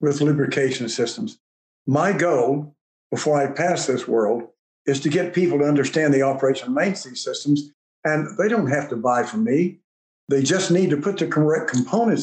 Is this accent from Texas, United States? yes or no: yes; West Texas, United States; I'm a goober from West Texas